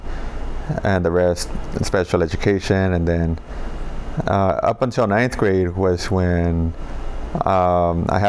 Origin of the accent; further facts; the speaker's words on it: Los Angeles, California, United States; I grew up in South